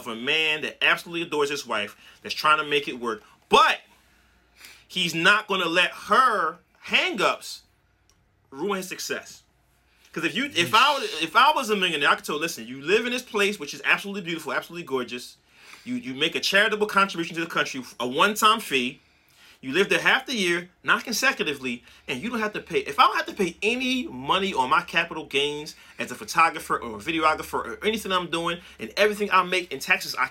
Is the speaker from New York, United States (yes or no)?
yes; Brooklyn, New York, United States; Right. I'm from Brooklyn